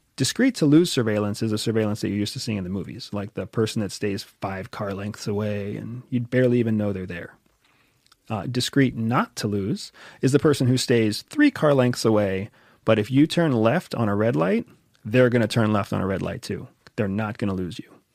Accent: United States; I'm an American

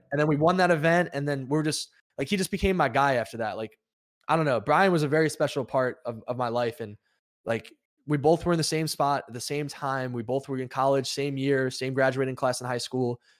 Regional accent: New York, United States; I'm from New York and I was, like, a tri-state

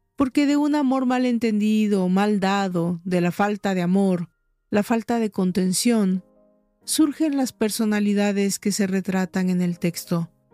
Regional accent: Mexico; En mi país, México

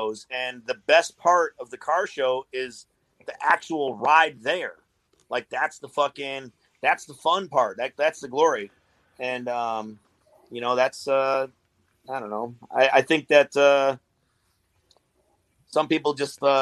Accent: Chicago, Illinois, United States; I'm from Chicago

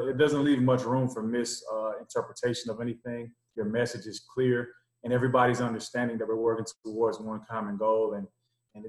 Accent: North Miami, Florida, United States; also born or lived in Kentucky / Orlando, Florida; I'm originally from North Miami, Florida. Played high school ball in the South Florida area.

